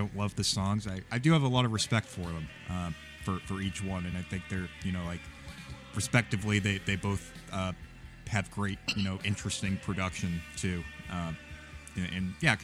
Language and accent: English; Norwood, Massachusetts, United States; born or raised there; moved away